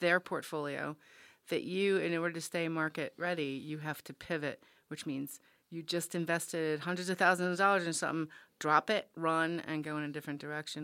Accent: Rhode Island, United States; I grew up in Rhode Island, and, and the Narragansett Reservation right next to University of Rhode Island.

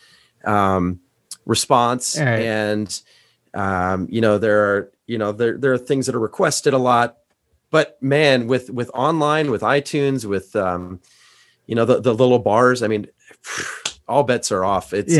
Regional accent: Iowa, United States; now in Ohio, United States; I grew up, you know, in the Midwest. I grew up in Iowa.

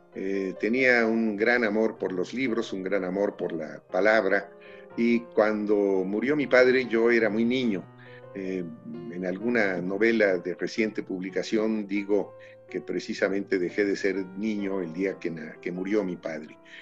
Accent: Mexico City, Mexico; y ya los últimos tres nacimos aquí en la Ciudad de México

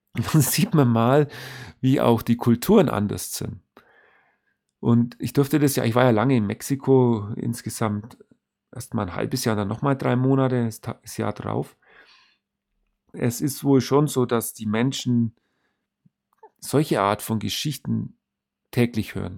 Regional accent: Germany; bei uns in Deutschland

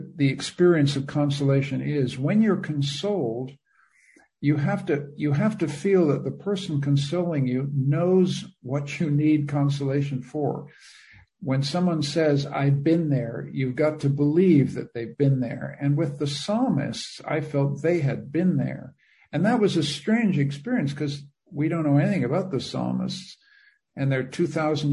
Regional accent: Canada; moved away as an adult; also born or lived in Budapest, Hungary; now in Vienna, Austria; I'm a Canadian. I have been a politician in my home country

